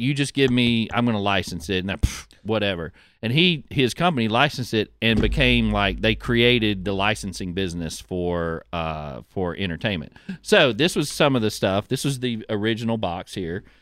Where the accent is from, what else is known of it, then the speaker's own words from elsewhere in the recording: Pascagoula, Mississippi, United States; I grew up in Pascagoula